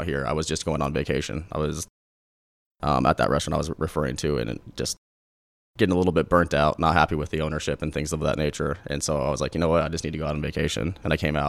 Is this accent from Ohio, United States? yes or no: no; Parker, Colorado, United States; also born or lived in California; I grew up on the outskirts of Denver, very small town